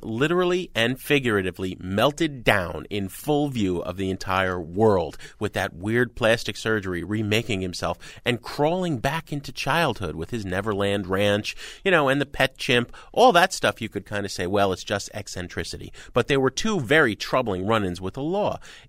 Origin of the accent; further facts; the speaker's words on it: New York City, New York, United States; As a New Yorker, you know what that means.